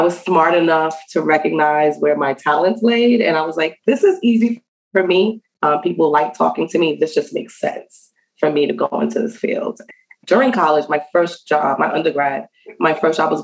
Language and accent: English; New York City, New York, United States; also born or lived in Antigua; I was raised in the Bronx. So I'm from New York City